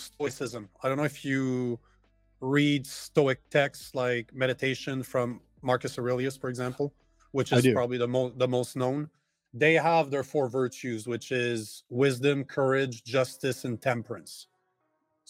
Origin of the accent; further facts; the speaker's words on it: Canada; as a Canadian